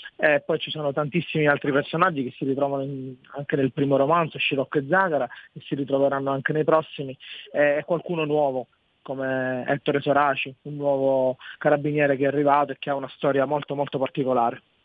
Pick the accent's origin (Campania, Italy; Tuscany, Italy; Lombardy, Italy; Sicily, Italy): Sicily, Italy; Barcellona Pozzo di Gotto; nella mia città, è una città che offre sia la collina che il mare